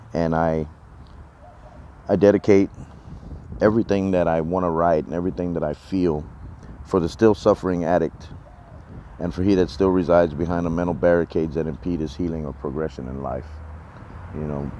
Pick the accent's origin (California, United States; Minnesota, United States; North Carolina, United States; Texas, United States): Texas, United States; I'm from Texas